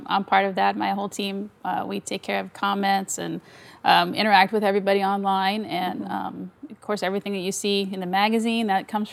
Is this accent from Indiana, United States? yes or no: yes; near Indianapolis, United States; moved away as an adult; also born or lived in Ohio / Tulsa, Oklahoma; now in New Orleans, United States; I'm from Indiana originally, near Indianapolis